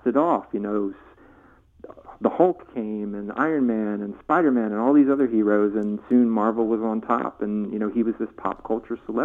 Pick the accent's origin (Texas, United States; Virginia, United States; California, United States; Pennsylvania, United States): Virginia, United States; I grew up in Virginia, too